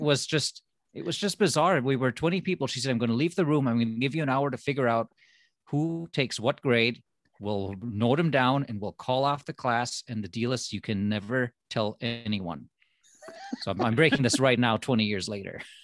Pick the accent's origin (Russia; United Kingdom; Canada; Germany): Germany; moved away as an adult; also born or lived in Minnesota, United States; now in United States; I am from Germany. So for me, going to college, well, that was the reason to come to America